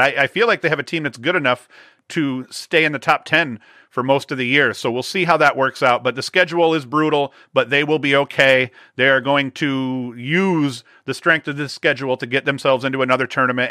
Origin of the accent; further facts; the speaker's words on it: Vestal, New York, United States; my hometown, uh, Vestal here